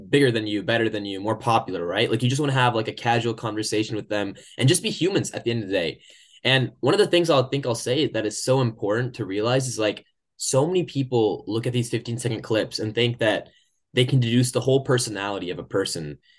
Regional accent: Oklahoma, United States; moved away as an adult; now in Michigan, United States; I come from Oklahoma

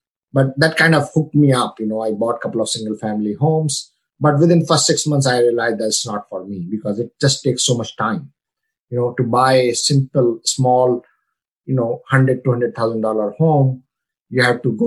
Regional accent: India; moved away as an adult; now in United States; I come from India. You know, I came here in 98 with only $115 in my pocket.

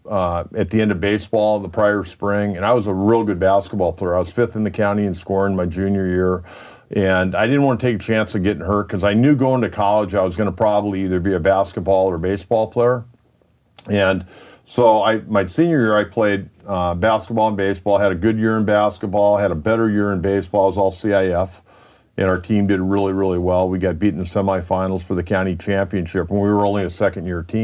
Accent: Solana Beach, California, United States; I was born and raised in Solana Beach, born in Old Scripps Hospital, raised in Solana Beach

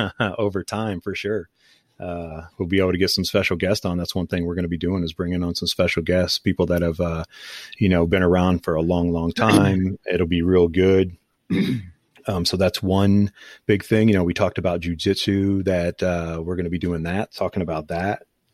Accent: Canton, Ohio, United States; I was born in Canton. I never have been

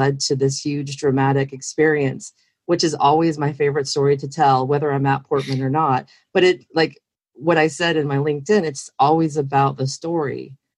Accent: California, United States; I came from California, Northern California, where I was in the dot-com world

